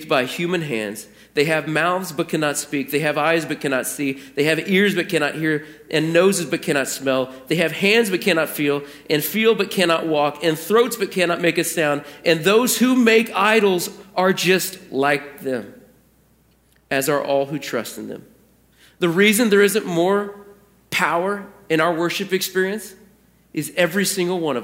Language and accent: English; Portland, United States; moved away; my hometown